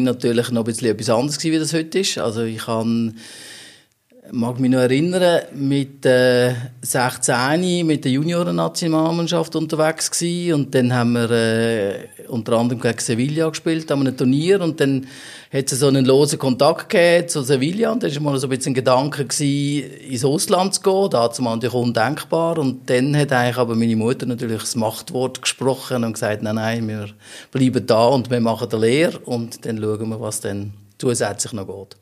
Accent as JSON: {"language": "German", "town": "Wettingen", "region": "Aargau", "country": "Switzerland", "tie": "born or raised there", "said": "bin dort äh, auch aufgewachsen im Ort"}